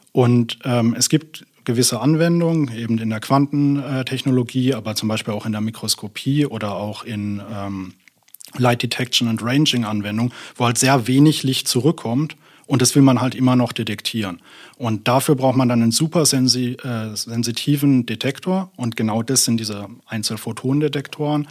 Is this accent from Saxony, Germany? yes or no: no; near Karlsruhe, Baden-Württemberg, Germany; moved away as an adult; also born or lived in Berlin / Munich; now in Münster, Germany; ich bin gebürtiger Berliner, aber in Süddeutschland in der Nähe von Karlsruhe aufgewachsen und bin dann zum Promovieren hier nach Münster gekommen.